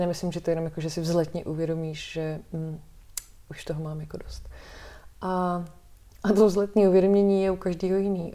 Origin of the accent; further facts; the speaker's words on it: Czechia; jako Češi všichni